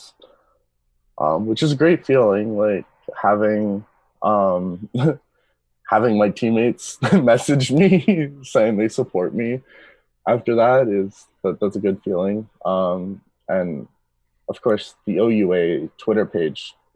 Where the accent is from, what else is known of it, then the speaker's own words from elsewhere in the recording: Peterborough, Ontario, Canada; I grew up in Peterborough, so I grew up not too far away from Toronto